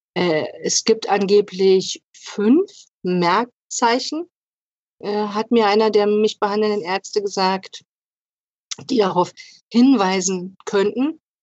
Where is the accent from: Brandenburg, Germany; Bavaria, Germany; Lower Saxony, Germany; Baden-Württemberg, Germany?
Brandenburg, Germany; Lübben; ich komme aus Lübben im Spreewald